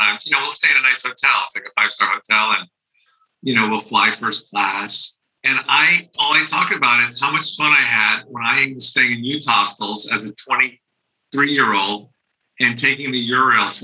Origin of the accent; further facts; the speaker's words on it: East Coast, United States; moved away; also born or lived in Hollywood; I was East Coast, I was from the East Coast.